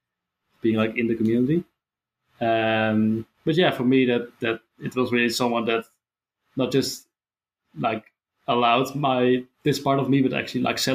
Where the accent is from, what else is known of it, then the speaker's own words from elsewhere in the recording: Netherlands; I'm from the Netherlands